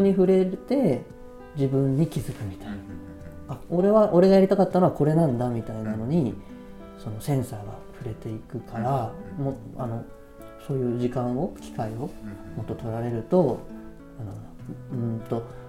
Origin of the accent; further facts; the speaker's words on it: Tokyo, Japan; moved away; also born or lived in Yatsugatake; 僕自身が東京生まれ東京育ち